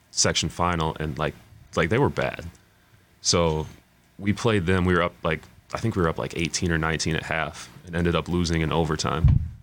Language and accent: English; Burnsville, Minnesota, United States; also born or lived in Apple Valley, Minnesota; I'm from Burnsville, lived in Burnsville, but I was in the Apple Valley School District